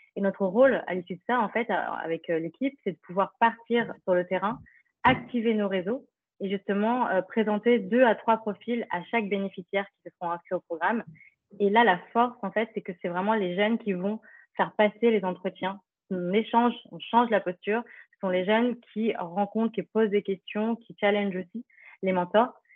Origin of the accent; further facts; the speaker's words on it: Paris, Île-de-France, France; also born or lived in Philippines (ancestry); je suis d'origine philippine, je suis euh, née dans le 18e à Paris, puis j'ai grandi dans l'Est parisien